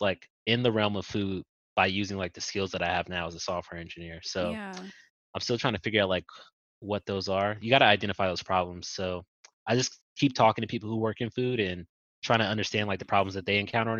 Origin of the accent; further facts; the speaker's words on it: Compton, California, United States; where I grew up in Compton